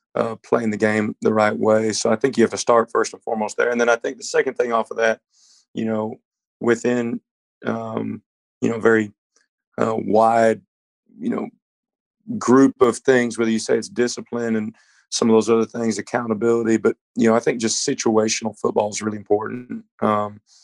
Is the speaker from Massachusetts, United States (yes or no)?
no; Dallas, Texas, United States; moved away; I'm from Dallas. My dad's from the Bay Area. So I grew up a Niners fan living in Texas